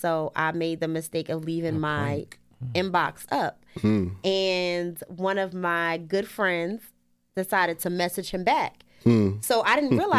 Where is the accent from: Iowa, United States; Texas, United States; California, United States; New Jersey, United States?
New Jersey, United States; Newark; also born or lived in Pennsylvania; I'm from Newark as well.